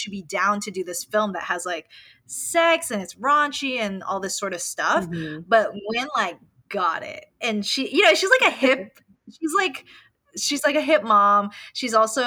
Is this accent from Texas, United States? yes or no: yes; Austin, Texas, United States; moved away as an adult; now in Spain; I'm born and raised in Austin. I pretty much lived there my whole life until I moved.